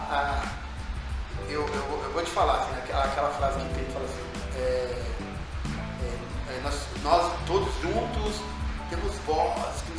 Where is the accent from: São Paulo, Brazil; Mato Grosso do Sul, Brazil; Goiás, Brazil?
São Paulo, Brazil; Campos do Jordão; em São Paulo, mas, assim, a vivência é, é jordanense.